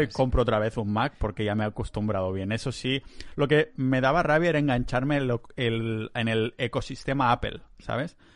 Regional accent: Catalonia, Spain; soy muy catalán

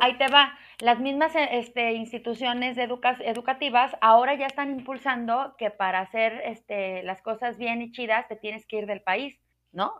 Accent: Mexico; ya soy muy mexicano

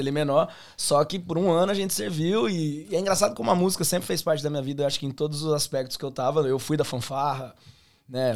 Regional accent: Londrina, Paraná, Brazil; accent: pé vermelho; moved away as an adult; also born or lived in Campo Grande, Mato Grosso do Sul; now in Australia; Eu sou nascido em Campo Grande, Mato Grosso do Sul. Só que aí, com quatro anos de idade, eu fui para Londrina, Paraná

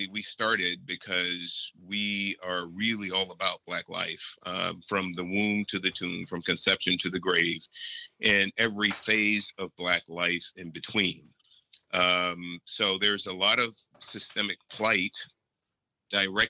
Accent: San Francisco, California, United States; I was born in Hunters Point in San Francisco in project housing. I was born into abject poverty

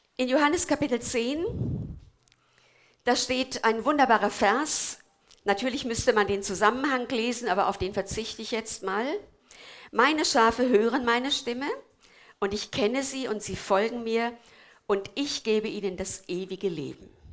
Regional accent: Korbach / Twistetal area, Hesse, Germany; moved away; aus meiner Heimat

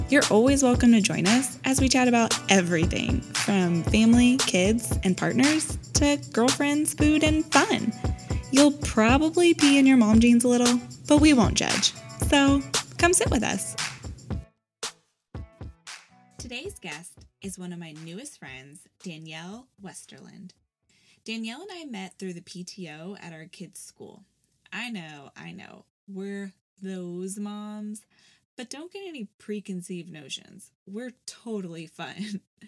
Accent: Kissimmee, Florida, United States; born there; I was born in Kissimmee, too. So because there's no hospital in St. Cloud.

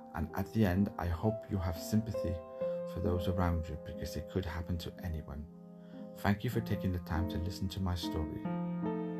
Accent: Cardiff, Wales, United Kingdom; now in London, United Kingdom; I now reside in London, but I was born in Cardiff.

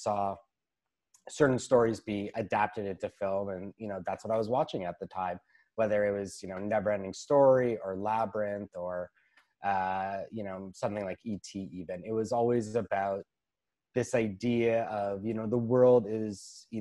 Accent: Toronto, Ontario, Canada; I'm a writer from Toronto, Ontario.

